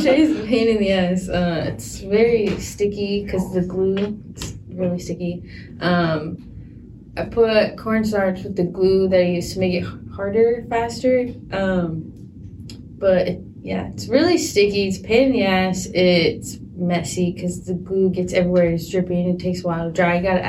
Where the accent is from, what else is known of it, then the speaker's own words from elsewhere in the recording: California, United States; I'm from California.